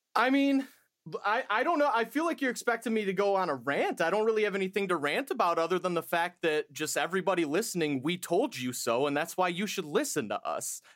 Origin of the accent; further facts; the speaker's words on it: United States; I'm an American